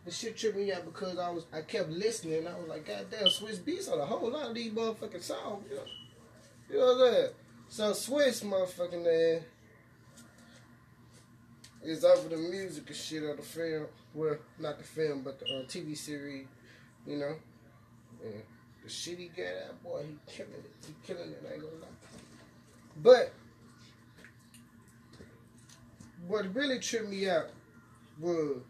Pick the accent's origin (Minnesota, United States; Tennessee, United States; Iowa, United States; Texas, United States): Tennessee, United States; Memphis; I'm from North Memphis